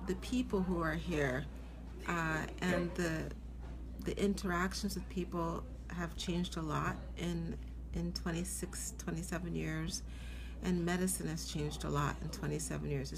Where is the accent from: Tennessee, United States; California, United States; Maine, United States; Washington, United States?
Washington, United States; Seattle; moved away as an adult; now in New York City, United States; I grew up in Seattle.